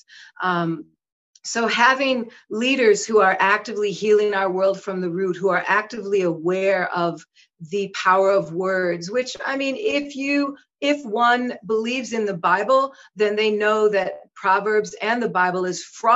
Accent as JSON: {"language": "English", "town": "Minneapolis", "region": "Minnesota", "country": "United States", "tie": "born or raised there", "said": "I was born and raised in Minneapolis, but I also lived in the woods"}